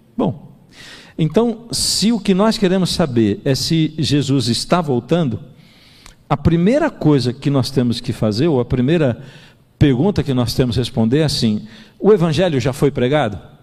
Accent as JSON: {"language": "Portuguese", "country": "Brazil", "said": "Eu que sou brasileiro"}